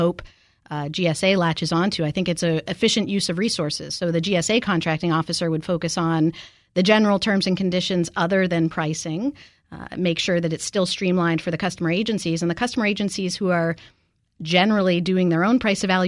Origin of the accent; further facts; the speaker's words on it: Maine, United States; we're both from Maine